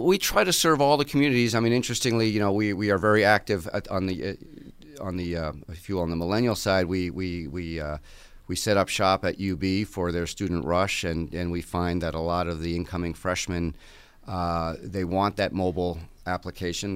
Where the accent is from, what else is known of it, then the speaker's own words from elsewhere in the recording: Connecticut, United States; moved away as an adult; now in Buffalo, United States; I grew up in Connecticut